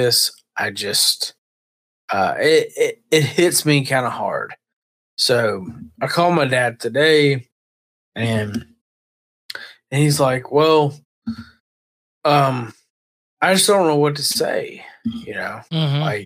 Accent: Georgia, United States; We're all from Georgia.

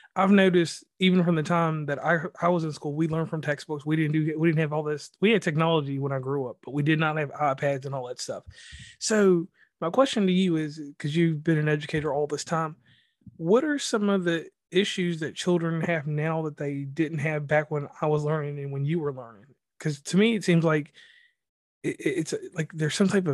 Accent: Virginia, United States; now in West Virginia, United States; I come from the great state of Virginia. I do live in West Virginia, but I'm from Virginia

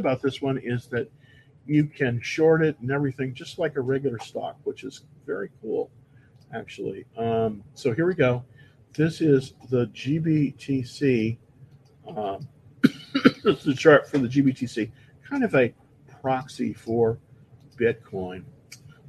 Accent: Bay Area, California, United States; moved away as an adult; also born or lived in Palo Alto; now in Texas, United States; I'm born and raised in the Bay Area, born in Palo Alto, actually. But I came here to Texas in 2006

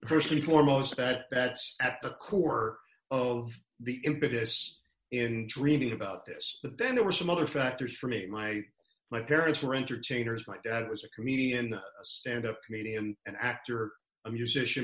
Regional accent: New York City, New York, United States; I'm from Queens, Forest Hills.

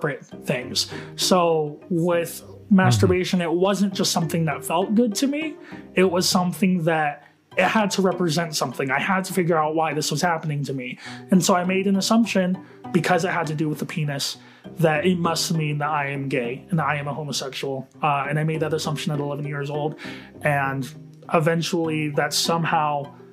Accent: Utah, United States; I am from Utah

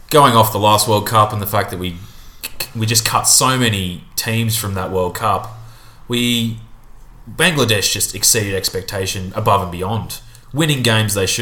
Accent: Australia; we are all Australian

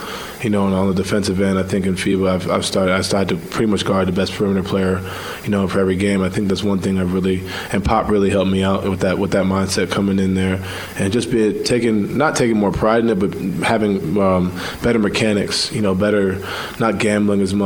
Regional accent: New York, United States; I'm from New York where everything's like, you know, quicker

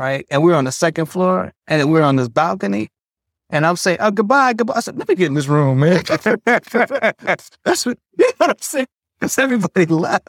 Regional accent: Detroit, Michigan, United States; moved away; also born or lived in Tulsa; I'm from Detroit

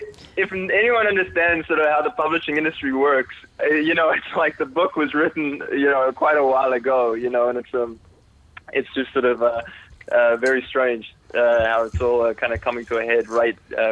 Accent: Toronto, Ontario, Canada; also born or lived in South Africa; I'm originally from South Africa. And then as a kid, my family, we moved to Toronto, Canada.

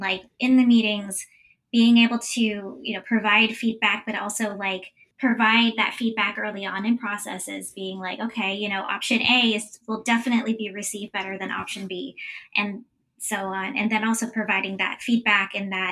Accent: Florida, United States; growing up in Florida, I have three older brothers.

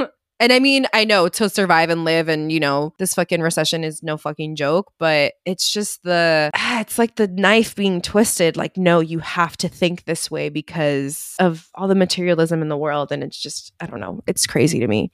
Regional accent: United States

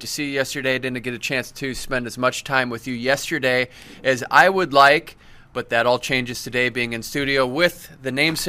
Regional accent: Cedar Falls, Iowa, United States; I'm from Iowa. Cedar Falls that you call Cedar City or whatever.

